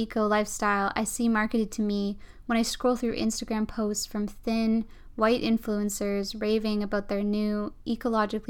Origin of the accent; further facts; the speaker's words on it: around Vancouver, British Columbia, Canada; Growing up around Vancouver